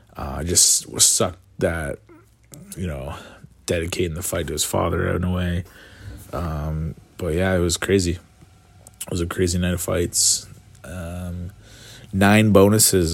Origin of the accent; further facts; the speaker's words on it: Canada; as a Canadian